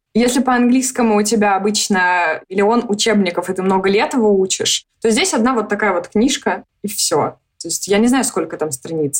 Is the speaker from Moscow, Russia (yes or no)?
yes; Moscow, Russia; moved away as an adult; now in Belgrade, Serbia; Мы из Москвы